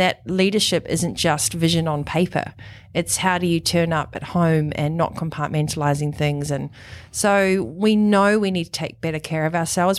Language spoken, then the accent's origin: English; New Zealand; also born or lived in Europe / Italy; now in Noosa, Australia; you can probably tell from the accent that I was born in New Zealand